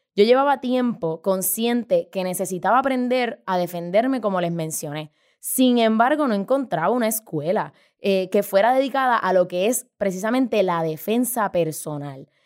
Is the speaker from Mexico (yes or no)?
no; San Juan, Puerto Rico; Yo nací y crecí en San Juan, Puerto Rico, este hermoso archipiélago